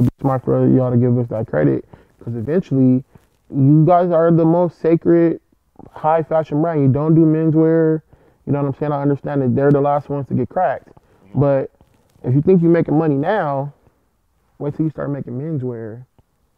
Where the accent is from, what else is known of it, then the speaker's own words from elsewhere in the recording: Compton, California, United States; I'm from Compton